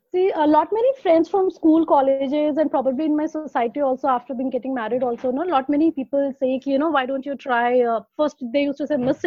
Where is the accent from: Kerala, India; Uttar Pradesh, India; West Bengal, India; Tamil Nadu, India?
Uttar Pradesh, India; Varanasi; moved away as an adult; now in Pune, India; I am basically born and brought up in Varanasi